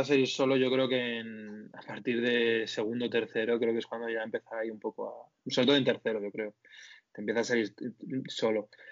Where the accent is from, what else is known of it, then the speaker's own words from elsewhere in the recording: Spain; como españoles